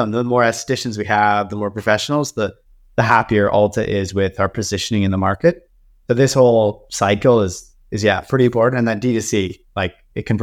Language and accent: English; Canada; No, we're Canadian, so we're not we're not allowed.